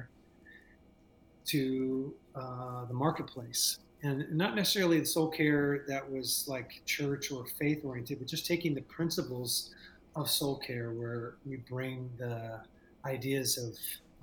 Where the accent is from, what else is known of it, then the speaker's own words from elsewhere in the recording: Southern California, United States; moved away as an adult; also born or lived in San Jose; I moved from Southern California, where, you know, you and I both were raised, and up to the Bay Area